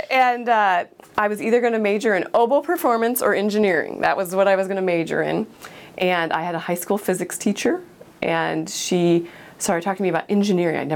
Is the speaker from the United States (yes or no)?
yes; Fremont, California, United States; I grew up in Fremont, and um, doctors were smart